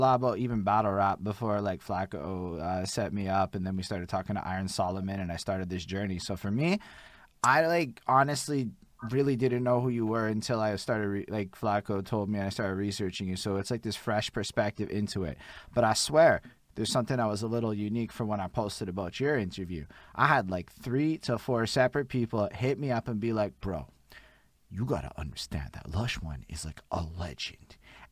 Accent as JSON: {"language": "English", "town": "Montreal", "region": "Quebec", "country": "Canada", "accent": "Montreal", "said": "I'm from Montreal, Quebec"}